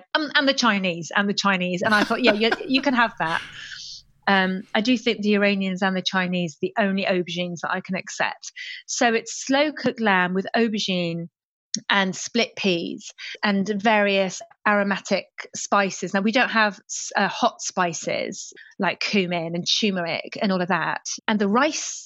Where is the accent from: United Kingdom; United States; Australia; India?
United Kingdom; London; English is a second language; I went to state schools in West London